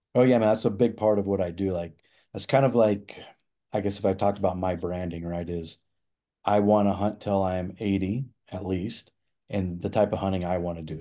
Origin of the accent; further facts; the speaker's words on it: Nebraska, United States; moved away as an adult; now in Colorado, United States; I grew up in the Midwest and we didn't, there's no elk hunting in Nebraska, that's where I'm from